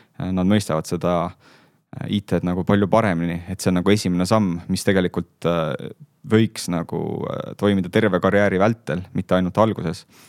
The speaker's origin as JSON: {"language": "Estonian", "region": "Saare County", "country": "Estonia", "tie": "born or raised there", "said": "ma olen pärit Saaremaalt"}